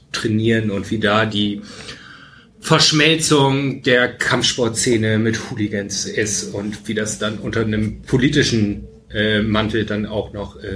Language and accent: German; Germany; moved away; ich komme aus Fechter, katholischer geht's nicht.